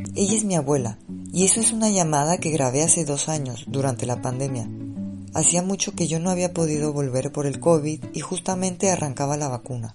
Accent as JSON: {"language": "Spanish", "country": "Mexico", "moved": "as an adult", "lives_now": "Madrid, Spain", "said": "soy mexicana y vivo en Madrid desde hace más de seis años"}